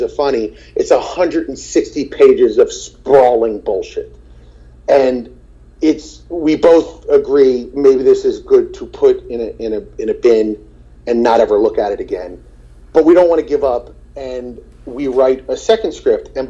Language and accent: English; New Jersey, United States; also born or lived in Marlton; I'm from New Jersey